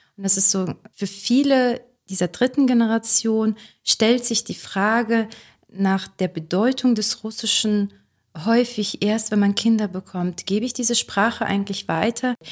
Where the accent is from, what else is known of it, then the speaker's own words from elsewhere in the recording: Neustadt an der Weinstraße, Rhineland-Palatinate, Germany; also born or lived in Kazakhstan; meine Heimatstadt ist die Stadt tatsächlich, in der ich gerade lebe, also Neustadt an der Weinstraße